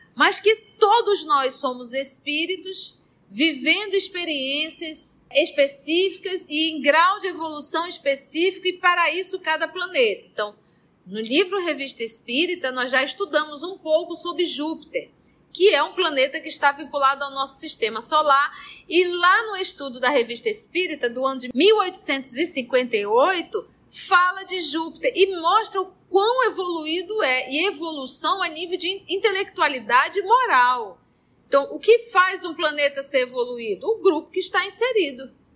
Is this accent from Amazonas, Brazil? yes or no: yes; Barés, Amazonas, Brazil; Aqui nós, os barés